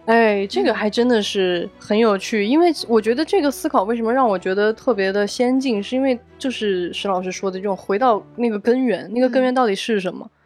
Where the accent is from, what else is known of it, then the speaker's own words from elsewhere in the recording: southern China, China; moved away as an adult; now in Beijing, China; 因为我是一个南方人，我在北京生活这些年